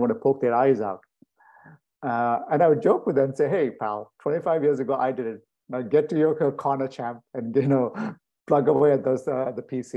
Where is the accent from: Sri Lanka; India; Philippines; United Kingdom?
India; Bangalore, Karnataka; moved away as an adult; also born or lived in Switzerland / Connecticut, United States; now in United States; it's the country and the city I'm from